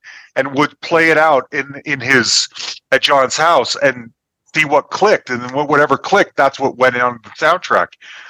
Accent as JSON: {"language": "English", "town": "Salt Lake City", "region": "Utah", "country": "United States", "tie": "born or raised there", "moved": "yes", "lives_now": "Denver, United States", "said": "I am in Denver, Colorado. I grew up in Salt Lake City, Utah, and that's where my parents still lived in Utah."}